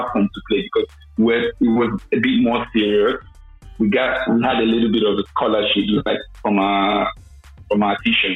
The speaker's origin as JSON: {"language": "English", "region": "Lagos", "country": "Nigeria", "tie": "born or raised there", "also_born_or_lived": "Dubai, UAE", "moved": "as an adult", "lives_now": "Austria", "said": "My story in growing up in Lagos. I grew up in Lagos"}